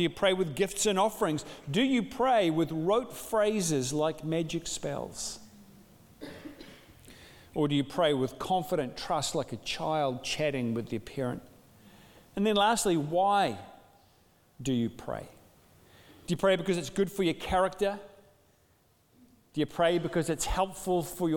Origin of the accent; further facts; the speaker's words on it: New Zealand; also born or lived in Dunedin, New Zealand; a Kiwi father